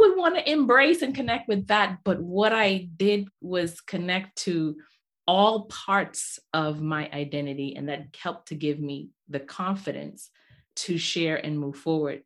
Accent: Nigeria; also born or lived in Bahamas; I'm from Nigeria. My dad's from Nigeria. My mom's from the Bahamas

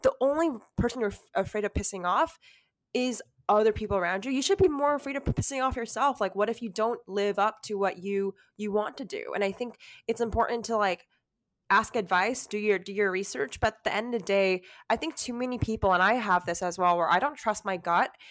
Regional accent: California, United States; I was born and raised in California

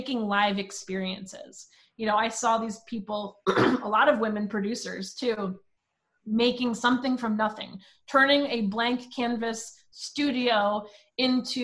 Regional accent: Princeton Junction, New Jersey, United States; also born or lived in Long Island, New York; when I was 5, I moved to Princeton Junction, New Jersey.

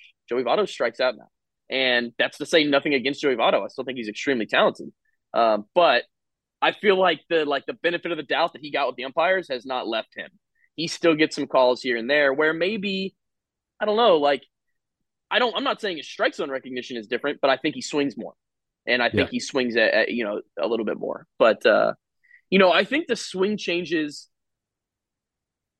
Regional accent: Jupiter, Florida, United States; I grew up in Jupiter, Florida

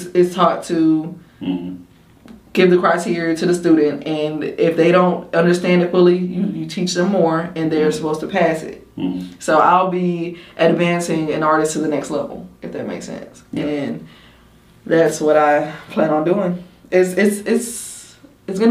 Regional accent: Macon, Georgia, United States; my hometown first. So mm-hmm. like Macon

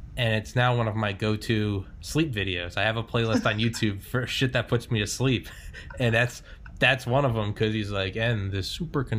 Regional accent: New England, United States; also born or lived in Maine; I talked fast because I'm from New England and people just talk faster in the North

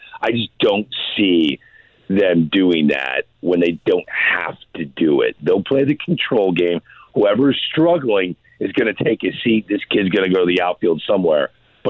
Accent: St. Louis, Missouri, United States; my hometown

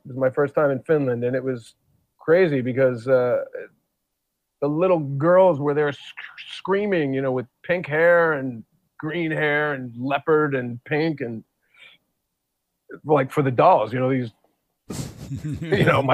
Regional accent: New York, United States; I'm like Italian from New York

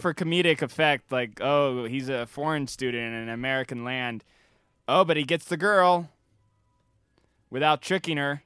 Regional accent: United Kingdom; me being British

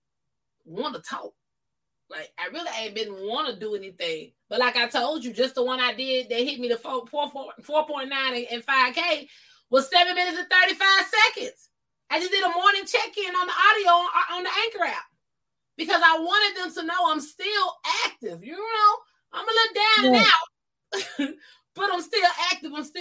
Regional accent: Columbus, Georgia, United States; moved away as an adult; also born or lived in Albany, Georgia; now in California, United States; I'm born and raised in Columbus, Georgia

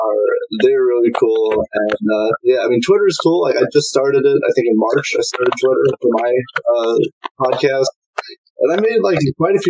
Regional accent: Indiana, United States; I'm from Indiana in the United States

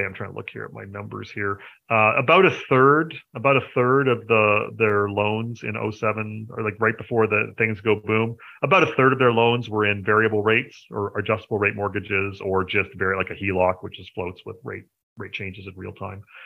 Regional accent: Canada; I am a Canadian uh, which you know I suppose you should probably have figured that out since I run Hidden Gems Canada

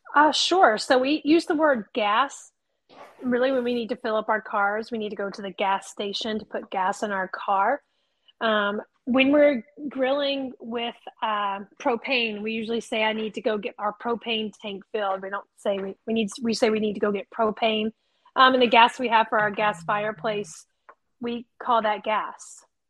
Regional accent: the South, United States; I'm from the South

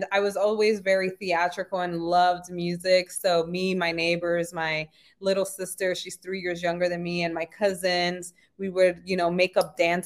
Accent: New York City, New York, United States; I was born and raised in the Bronx, New York

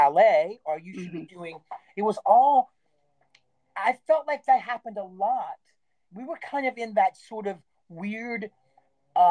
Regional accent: Stephens City, Virginia, United States; moved away as an adult; where I was raised in Steven City

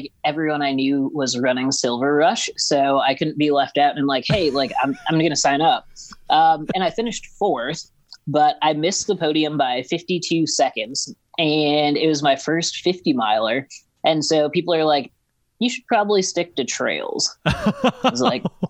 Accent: Ottawa, Illinois, United States; moved away as an adult; also born or lived in Boulder, Colorado / Leadville, Colorado; Ottawa, Illinois.

